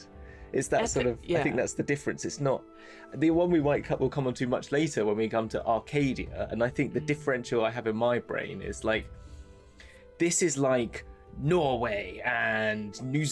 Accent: England, United Kingdom; As an English person

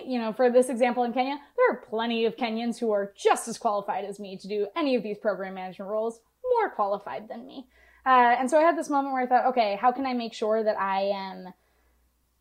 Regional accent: United States

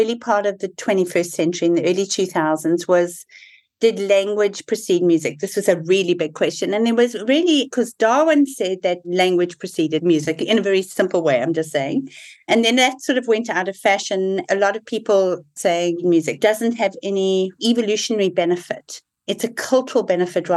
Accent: South Africa; moved away; So I'm South African born, and a lot of my thinking is very shaped by having been born in South Africa. I lived through the apartheid transition.

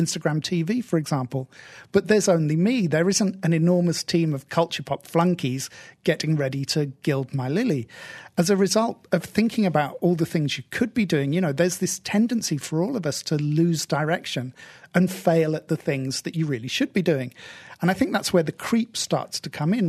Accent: United Kingdom; I'm stereotypically British

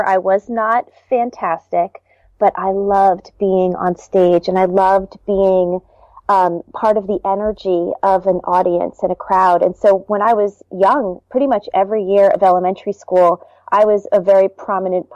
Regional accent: New Jersey, United States; also born or lived in Baltimore, Maryland; I actually grew up in New Jersey. I moved from Baltimore when I was

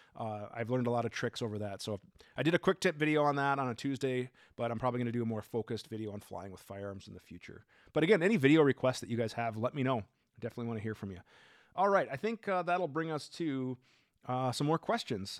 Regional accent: Minnesota, United States; I'm from Minnesota

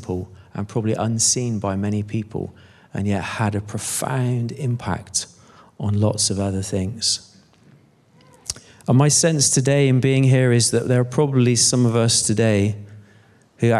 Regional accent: Bristol, South West England, United Kingdom; moved away; I'm from Bristol originally

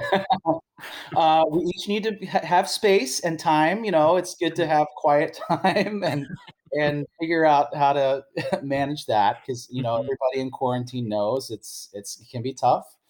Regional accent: San Francisco, California, United States; my hometown of San Francisco.

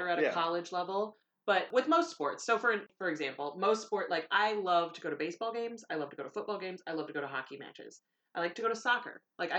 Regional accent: Chicago, Illinois, United States; growing up in Chicagoland

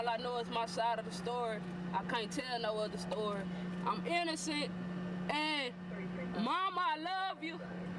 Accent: Port Arthur, Texas, United States; I'm from Port Arthur, Texas, and I'm a female.

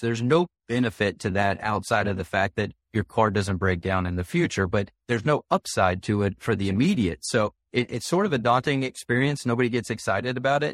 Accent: South Carolina, United States; my home state of South Carolina

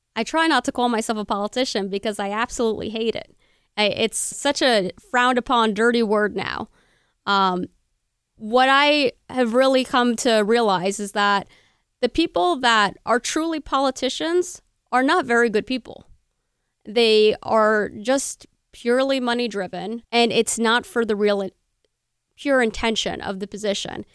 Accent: Bernardsville, New Jersey, United States; Burnersville, Burnersville, my hometown

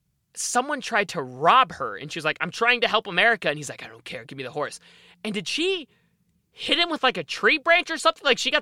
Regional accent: Australia; I'm from Australia.

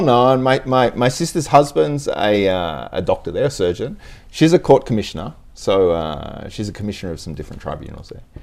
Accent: Tasmania, Australia; now in Japan; I was born in Tasmania mm-hmm. in the in the seventies, early seventies

